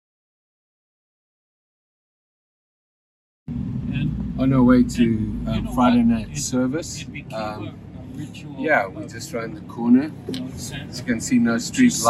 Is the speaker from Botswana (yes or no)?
yes; Botswana; moved away as an adult; also born or lived in Zimbabwe / South Africa; now in Canada; I was born in Zimbabwe, poor country, grew up in Botswana, and then in South Africa.